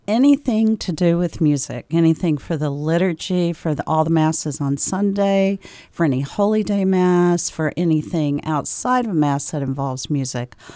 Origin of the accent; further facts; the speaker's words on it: the South, United States; moved away as an adult; also born or lived in Tennessee / Georgia / Maine; now in Concord, United States; I am from the South. I grew up in Tennessee and in Georgia, and then moved here, moved to New England in the year two thousand